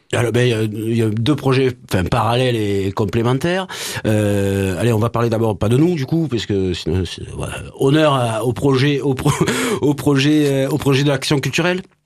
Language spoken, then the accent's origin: French; Montpellier, Occitania, France; je suis né à Montpellier mon papa est né à Montpellier et il m'a amené au stade de la Mosson